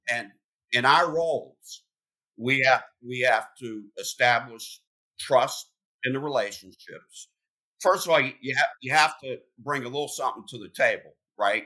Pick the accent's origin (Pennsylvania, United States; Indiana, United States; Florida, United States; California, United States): Pennsylvania, United States; moved away; I'm from Pennsylvania